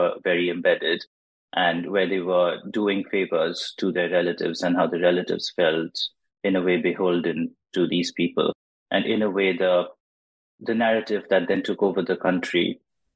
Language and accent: English; India; born or raised there; English is a second language